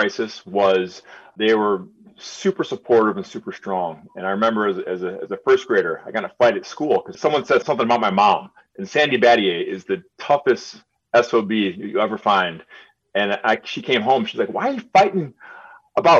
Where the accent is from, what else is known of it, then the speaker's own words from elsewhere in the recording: Birmingham, Michigan, United States; I grew up in Birmingham and I spoke the way I spoke